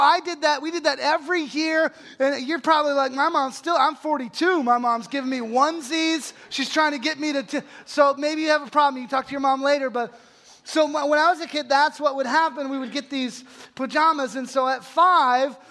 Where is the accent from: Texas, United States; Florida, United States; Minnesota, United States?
Texas, United States; Holly; my hometown of Holly, Texas, which is this town of about 600 people outside of a huge metropolis called Abilene, Texas